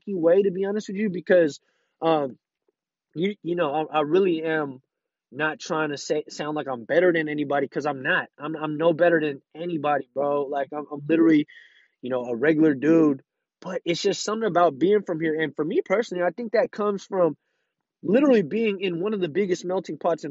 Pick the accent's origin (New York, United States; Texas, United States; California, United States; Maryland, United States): California, United States; San Francisco; I'm literally born and raised from out here, San Francisco, California